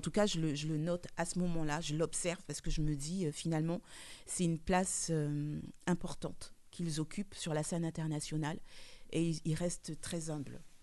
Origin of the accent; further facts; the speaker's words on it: French Guiana; moved away; du soleil, de la lumière, de la chaleur de chez moi en Guyane